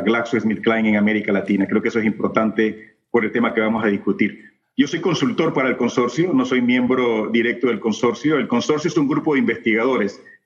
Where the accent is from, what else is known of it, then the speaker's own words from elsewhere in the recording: Panama; nuestra expectativa como médicos panameños, como investigadores panameños